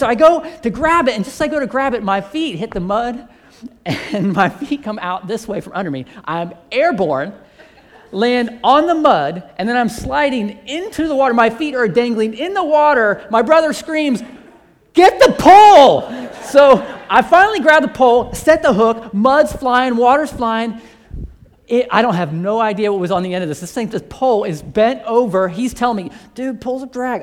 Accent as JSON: {"language": "English", "region": "Central Ohio", "country": "United States", "tie": "born or raised there", "said": "I grew up here in Central Ohio"}